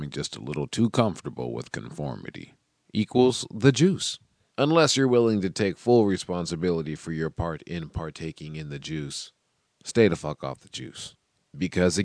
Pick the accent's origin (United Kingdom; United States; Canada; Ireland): United States; Seattle, Washington; I'm from Seattle